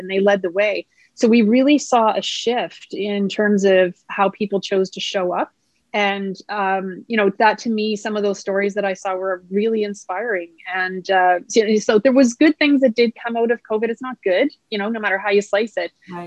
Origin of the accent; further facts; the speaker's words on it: just outside of Halifax, Nova Scotia, Canada; now in Winnipeg, Canada; I was raised in just outside of Halifax, Nova Scotia